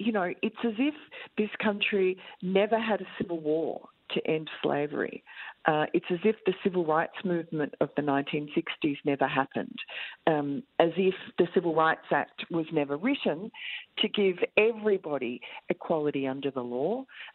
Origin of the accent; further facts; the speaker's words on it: Tokyo, Japan; I grew up in Tokyo, in Japan, and that is a racist country. I mean, I love it. I love Tokyo and I love Japanese people.